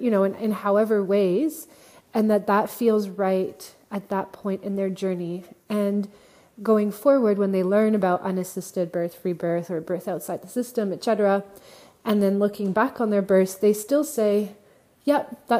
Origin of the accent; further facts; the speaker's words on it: Montreal, Quebec, Canada; moved away; since I'm originally from Montreal, so I'm connected to the community in Montreal